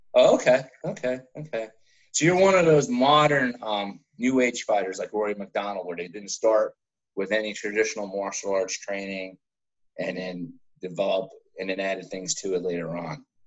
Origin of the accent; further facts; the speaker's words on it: New Jersey, United States; I'm from Jersey